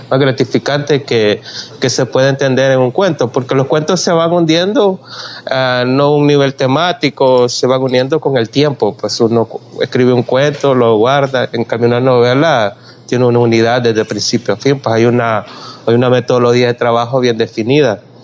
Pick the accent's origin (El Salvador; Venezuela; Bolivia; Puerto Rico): El Salvador; soy salvadoreño, tengo que hablar solo de mi ambiente San Salvador